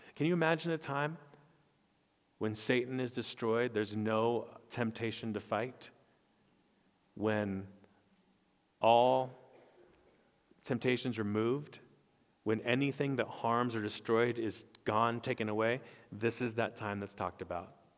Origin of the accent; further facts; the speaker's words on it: Stockton, California, United States; I was born in Stockton, California.